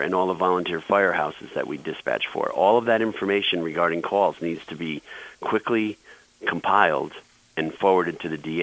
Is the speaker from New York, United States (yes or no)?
yes; New York, United States; as a New Yorker